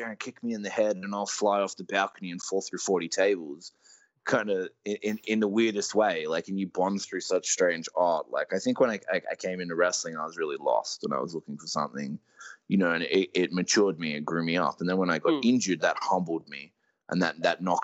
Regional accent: Australia

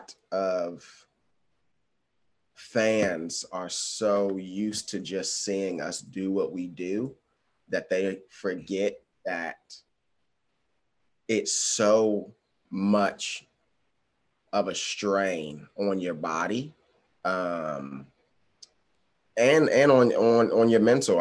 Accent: Washington, District of Columbia, United States; also born or lived in Los Angeles; my hometown

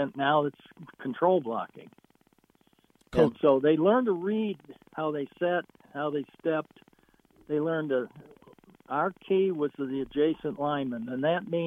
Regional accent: Chicago, Illinois, United States; moved away; I grew up and coached in Chicago

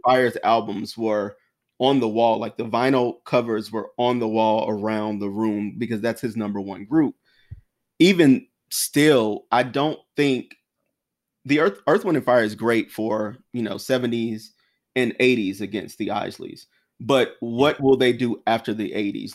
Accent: South Carolina, United States; also born or lived in Washington, D.C.; now in New York, United States; someone who was from South Carolina and then moved up to D C and now New York

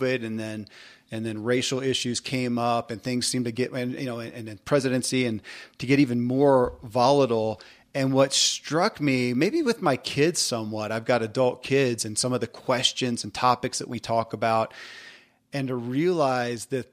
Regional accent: the Bible Belt, United States; I come from the Bible Belt in a big way

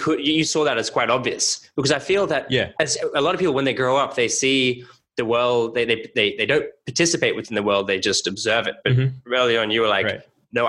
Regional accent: Australia; moved away; I'm from Australia. I lived in a number of different countries.

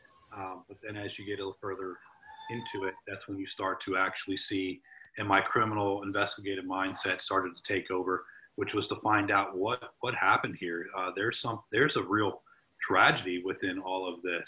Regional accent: Florida, United States; I'm from Florida

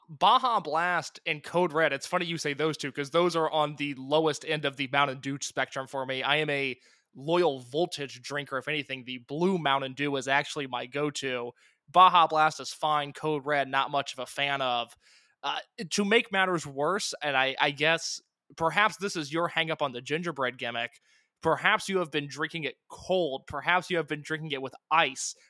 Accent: Indiana, United States; I'm from Indiana

